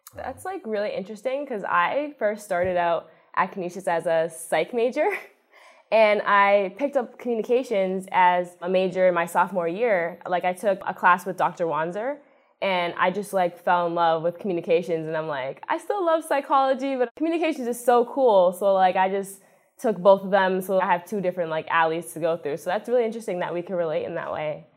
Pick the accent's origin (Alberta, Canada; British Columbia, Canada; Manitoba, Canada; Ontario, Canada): Ontario, Canada; Toronto; moved away as an adult; now in Buffalo, United States; I'm from Toronto, Ontario, Canada, which is not too far away